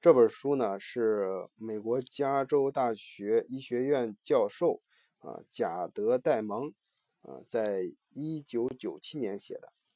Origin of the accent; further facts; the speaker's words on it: China; 我们中国人非常有感触的这个鸦片战争